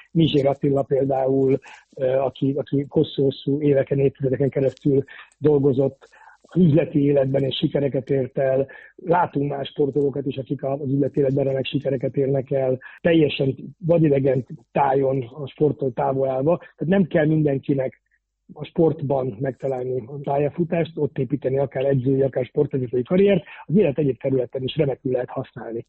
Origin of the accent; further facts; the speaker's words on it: Budapest, Hungary; moved away as an adult; also born or lived in Germany; now in Switzerland; én ott születtem, ott is fogok majd valószínűleg meghalni